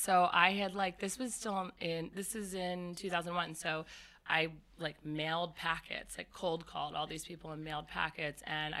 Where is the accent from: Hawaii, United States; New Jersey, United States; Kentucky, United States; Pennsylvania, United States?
New Jersey, United States; Cherry Hill; I grew up in Cherry Hill, New Jersey. I went to all-girls Catholic prep school on the main line outside of Philadelphia.